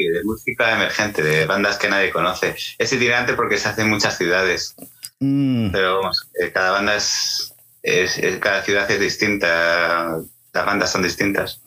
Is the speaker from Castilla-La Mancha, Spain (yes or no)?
yes; Toledo, Castilla-La Mancha, Spain; yo soy de Toledo